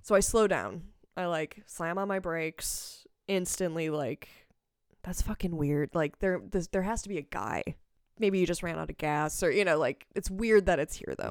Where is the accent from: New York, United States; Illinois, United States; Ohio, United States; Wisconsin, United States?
Wisconsin, United States; Palmyra; now in Madison, United States; I grew up in Palmyra, uh, Wisconsin, which is, um, like, population sixteen hundred